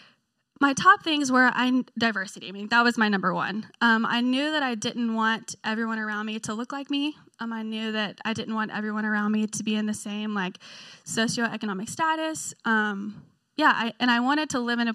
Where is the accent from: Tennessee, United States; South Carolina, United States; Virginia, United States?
Tennessee, United States; Memphis; moved away as an adult; now in Knoxville, United States; I'm originally from Memphis, Tennessee. That's where I grew up.